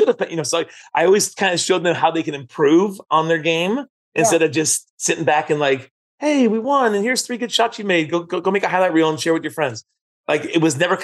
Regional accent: San Francisco, California, United States; We grew up in San Francisco

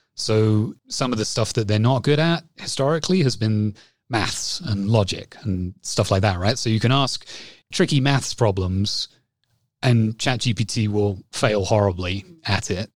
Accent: England, United Kingdom; accent: English; moved away as an adult; also born or lived in Toronto, Canada; now in Canada; I lived here for eighteen months and then went back to the U K, which is where my family's from. And so that's why I sound like I do. Hopefully, I still sound English

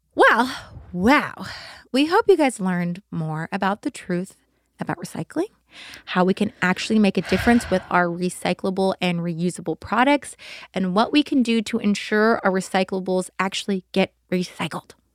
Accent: Simi Valley, California, United States; born or raised there

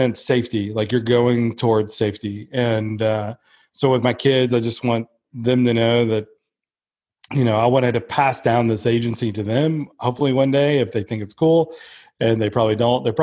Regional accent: Blue Ridge, Georgia, United States; moved away as an adult; I'm from Blue Ridge, Georgia, which is the mountains of Georgia, and grew up there most of my life

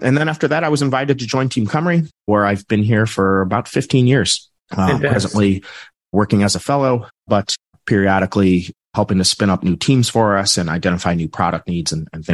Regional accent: Midwest, United States; I'm from the United States in the Midwest

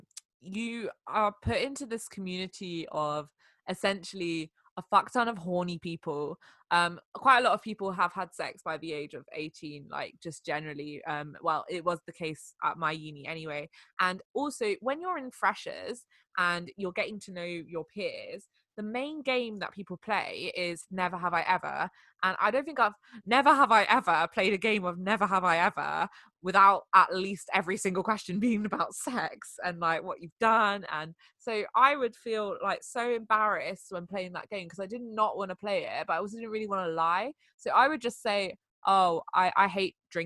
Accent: France; moved away; I grew up in France

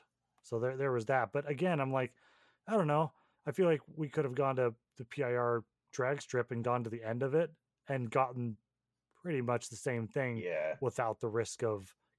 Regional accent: Portland, United States; growing up in Portland

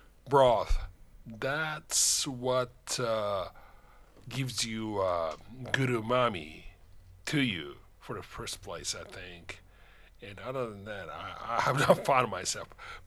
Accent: Tokyo, Japan; first language Japanese; English is a second language; moved away; I'm Japanese native and I was born in Japan, Tokyo, right? Raised up there. And my Japanese is okay still, right?

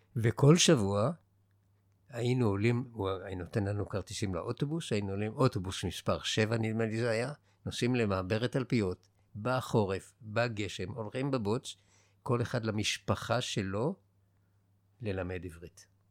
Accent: Israel; also born or lived in Jerusalem / Haifa; אנחנו גדלנו בבועה שלנו, של הילדים שנולדו בארץ וגדלו בארץ

